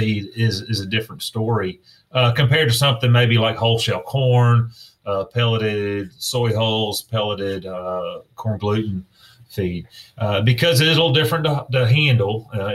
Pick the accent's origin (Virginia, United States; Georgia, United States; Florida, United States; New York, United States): Georgia, United States; South; growing up in South Georgia, I grew up in a time when it was free